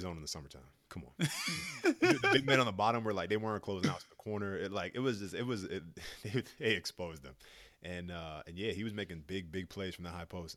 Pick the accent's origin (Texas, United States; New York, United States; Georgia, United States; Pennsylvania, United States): New York, United States; New York City; I'm from New York, big city, great vibe